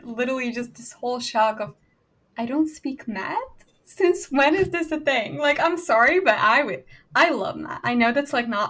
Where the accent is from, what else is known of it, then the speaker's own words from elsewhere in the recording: Hungary; first language Hungarian; English is a second language; moved away as an adult; now in Virginia, United States; I grew up speaking Hungarian, so like my mother tongue is Hungarian